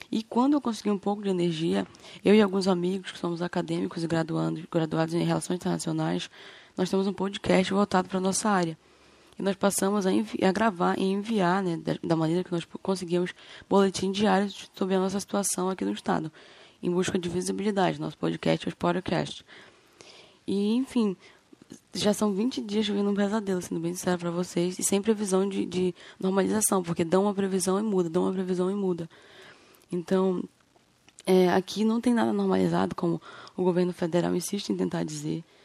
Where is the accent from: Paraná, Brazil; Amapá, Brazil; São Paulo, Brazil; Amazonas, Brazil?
Amapá, Brazil; Macapá; sou de Macapá, aqui no Amapá